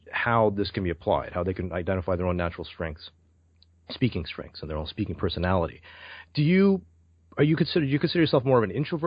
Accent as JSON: {"language": "English", "town": "Toronto", "region": "Ontario", "country": "Canada", "also_born_or_lived": "Brampton", "said": "I'm from Toronto, Canada"}